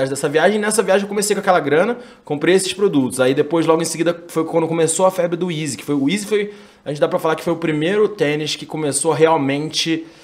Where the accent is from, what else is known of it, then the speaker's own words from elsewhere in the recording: Rio de Janeiro, Brazil; also born or lived in Campinas; Eu cresci no Rio até a quarta série, e aí a minha mãe foi embora do Brasil, foi morar na França.